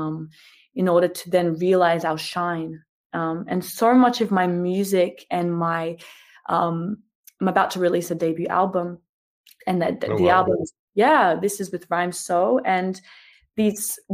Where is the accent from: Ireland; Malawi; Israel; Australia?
Australia; I'm Australian